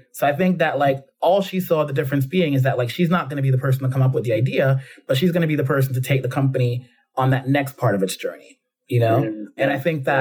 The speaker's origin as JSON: {"language": "English", "town": "New York City", "region": "New York", "country": "United States", "tie": "born or raised there", "also_born_or_lived": "Jamaica / London, United Kingdom", "moved": "as an adult", "lives_now": "United Kingdom", "said": "growing up in the Bronx"}